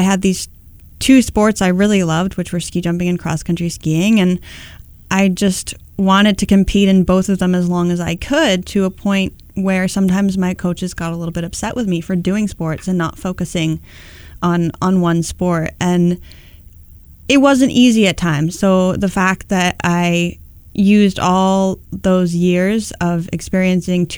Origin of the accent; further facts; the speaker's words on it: Upper Valley, New Hampshire, United States; growing up in the Upper Valley